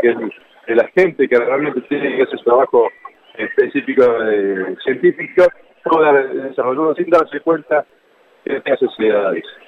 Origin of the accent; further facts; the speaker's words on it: Córdoba, Argentina; Cordobés, Cordobés de la ciudad capital.